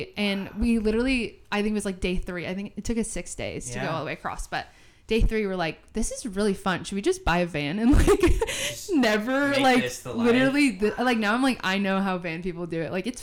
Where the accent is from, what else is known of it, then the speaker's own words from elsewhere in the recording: Southern California, United States; moved away as an adult; also born or lived in Arizona; growing up in SoCal